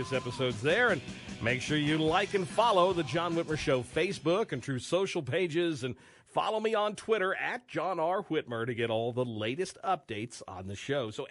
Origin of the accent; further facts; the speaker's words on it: Wichita, Kansas, United States; here in my hometown